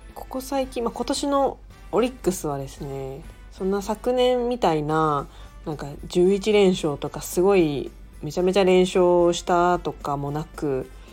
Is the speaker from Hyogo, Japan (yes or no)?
yes; Kobe, Hyogo, Japan; moved away as an adult; now in Tokyo, Japan; 地元に帰って、神戸